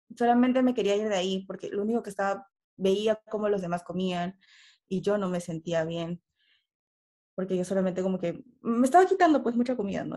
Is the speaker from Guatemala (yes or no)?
no; Peru; soy de Perú